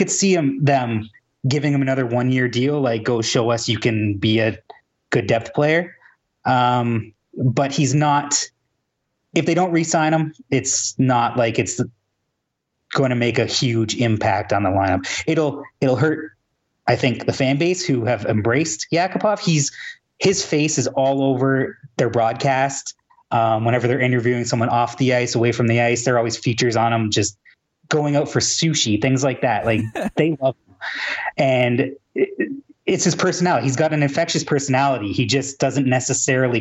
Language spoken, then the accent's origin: English; Toronto, Ontario, Canada; I'm from Toronto